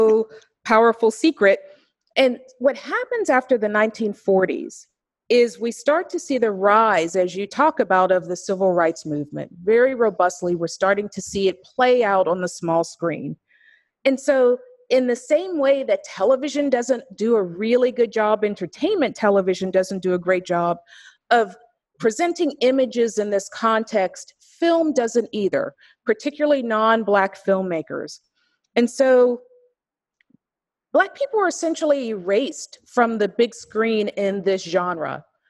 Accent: Pittsburgh, Pennsylvania, United States; I'm from Pittsburgh, Pennsylvania

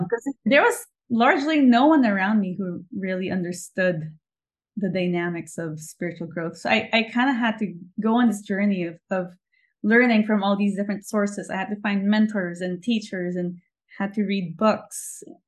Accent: Philippines; also born or lived in New York; now in Los Angeles, United States; I was born and raised in the Philippines.

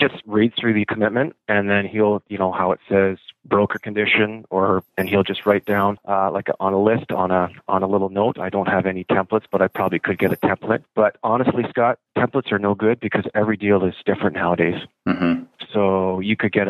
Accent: Orillia, Ontario, Canada; now in London, Canada; I'm actually from Orillia, which is just north of Toronto.

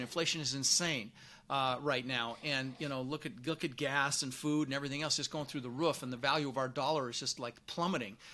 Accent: Denver, Colorado, United States; born or raised there; also born or lived in Netherlands

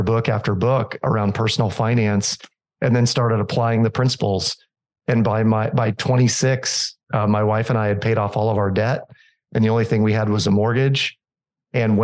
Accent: Des Moines, Iowa, United States; I grew up in Des Moines, Iowa

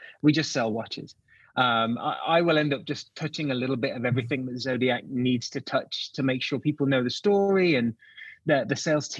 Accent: England, United Kingdom; moved away as an adult; also born or lived in Michigan, United States / New York City, United States; now in Texas, United States; And I moved here in 2007 and I spent a decade in Michigan. And I would always say that I was born in England, but raised in Detroit.

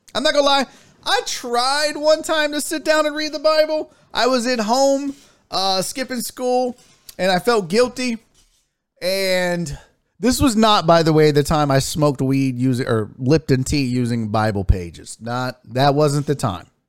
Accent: United States; I'm American

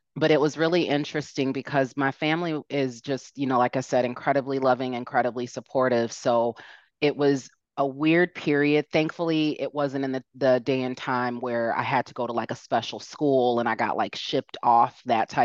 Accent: south suburbs of Chicago, Illinois, United States; also born or lived in Merrillville, Indiana; I grew up, south suburbs of Chicago

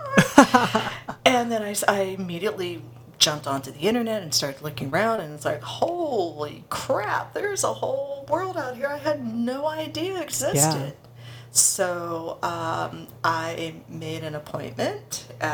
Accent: Los Angeles, California, United States; now in Burbank, United States; I'm a native Angeleno, born and bred

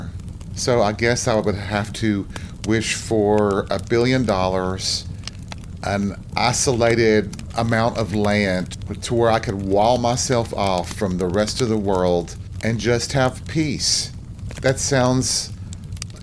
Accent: Tennessee, United States; my home state of Tennessee

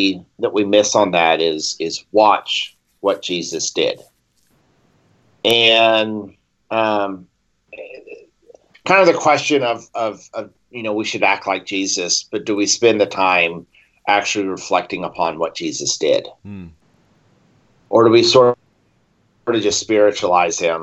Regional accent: Oklahoma, United States; we grew up in Oklahoma

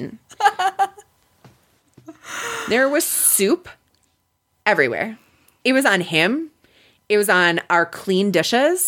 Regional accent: Wisconsin, United States; I'm from Wisconsin

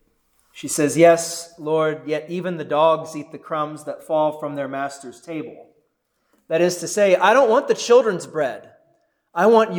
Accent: United States; being in the United States of America, being American Christians

